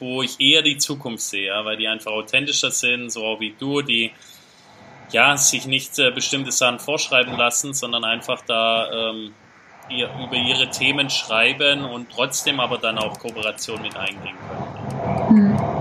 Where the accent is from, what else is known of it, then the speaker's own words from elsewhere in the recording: Germany; als, als Deutsche oder auch Europäer so, ja. so von klein auf so getrimmt sind